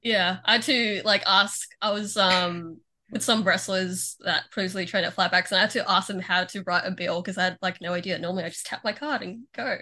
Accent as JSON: {"language": "English", "town": "Melbourne", "region": "Victoria", "country": "Australia"}